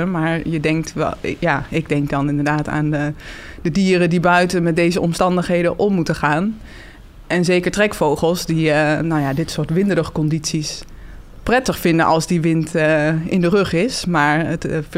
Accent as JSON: {"language": "Dutch", "area": "Twente", "region": "Overijssel", "country": "Netherlands", "said": "daar kom ik ook weg."}